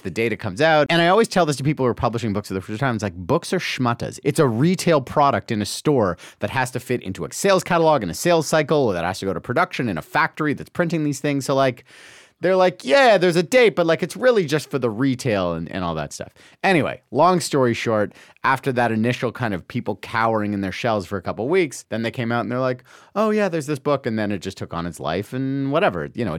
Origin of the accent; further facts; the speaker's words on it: Toronto, Ontario, Canada; I'm from Toronto.